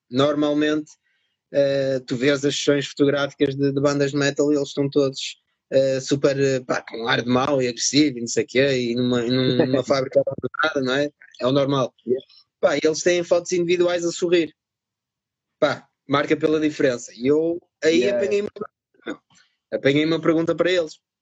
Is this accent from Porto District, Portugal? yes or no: yes; Vila Nova de Gaia, Porto District, Portugal; accent: northern; also born or lived in France; os meus pais emigraram na altura para a França, ficaram lá uns anos, eu nasci lá e pá, estive lá seis anos, acho eu, ou seis, sete anos vim para Portugal uh, e fiquei por cá.